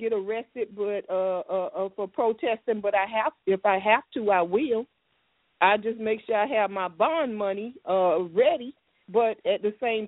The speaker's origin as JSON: {"language": "English", "town": "Miami", "region": "Florida", "country": "United States", "said": "I'm from Miami"}